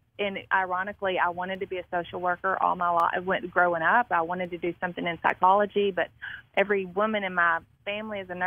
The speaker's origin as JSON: {"language": "English", "town": "Marion", "region": "Arkansas", "country": "United States", "tie": "born or raised there", "moved": "yes", "lives_now": "Jackson, United States", "said": "I was born and raised in Marion, Arkansas"}